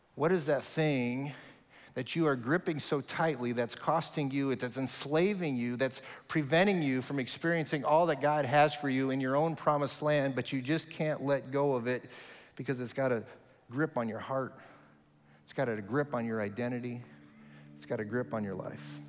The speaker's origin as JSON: {"language": "English", "town": "Omaha", "region": "Nebraska", "country": "United States", "tie": "born or raised there", "moved": "as an adult", "lives_now": "Kentucky, United States", "said": "my hometown of Omaha, Nebraska. All of my family is there, uh, my whole history is there"}